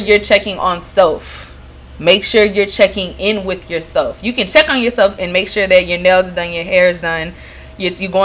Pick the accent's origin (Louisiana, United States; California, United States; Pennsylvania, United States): Louisiana, United States; Lafayette; now in New Orleans, United States; my hometown, Lafayette, Louisiana